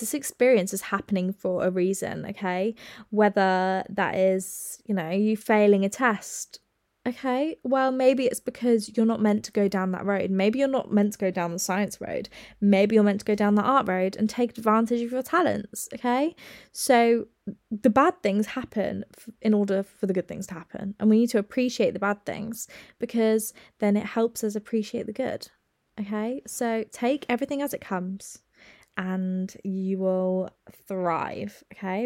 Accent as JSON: {"language": "English", "country": "United Kingdom"}